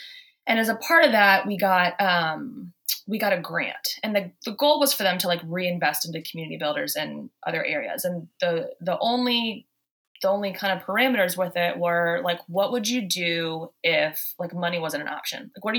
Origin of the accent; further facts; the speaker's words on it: the South, United States; now in Boston, United States; I came from the South. And so when I moved to Boston, I was holding doors open. I was saying, "Y'all," I honestly had to tone it down because everyone thought I was hitting on them.